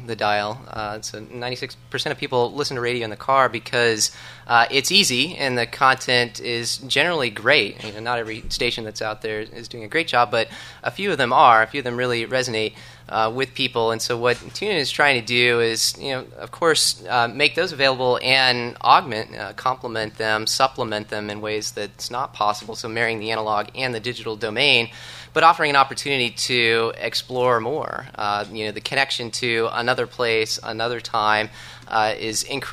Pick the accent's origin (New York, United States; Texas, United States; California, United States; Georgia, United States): Texas, United States; Dallas; moved away; my hometown in Dallas